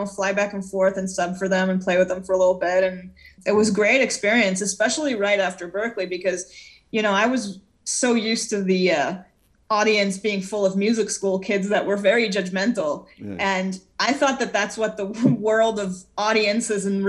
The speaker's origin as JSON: {"language": "English", "country": "Israel", "tie": "born or raised there", "moved": "yes", "lives_now": "United States", "said": "growing up in Israel, I heard a lot of Middle Eastern-influenced music"}